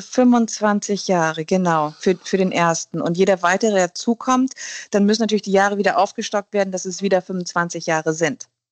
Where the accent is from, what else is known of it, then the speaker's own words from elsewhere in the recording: Germany; bei uns in Deutschland